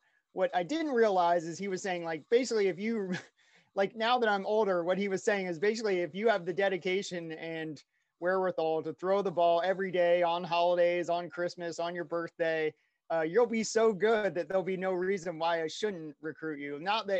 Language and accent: English; Oakton, Virginia, United States; So I was born in West Virginia, moved in fourth grade to Virginia. So Northern Virginia, right outside Washington, D.C., a place called Oakton.